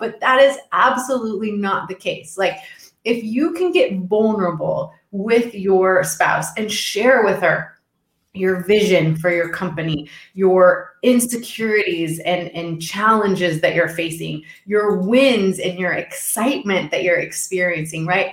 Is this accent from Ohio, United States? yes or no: no; Texas, United States; I'm originally from Texas